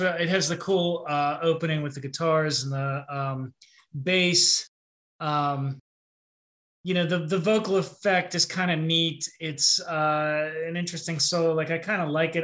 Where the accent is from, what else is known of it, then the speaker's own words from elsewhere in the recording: Pittsburgh, Pennsylvania, United States; I'm from Pittsburgh